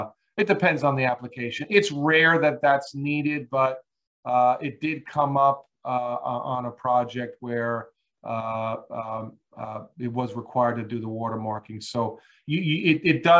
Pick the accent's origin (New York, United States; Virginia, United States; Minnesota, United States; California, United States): New York, United States; Long Island; moved away; I grew up back east. I grew up on Long Island